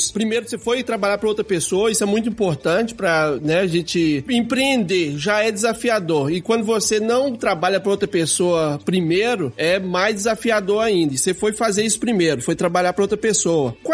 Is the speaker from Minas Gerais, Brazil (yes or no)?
yes; Minas Gerais, Brazil; Eu morei em Valadares muito tempo, sou dali da região de Teoflotone e tive a oportunidade de morar em Muriaé.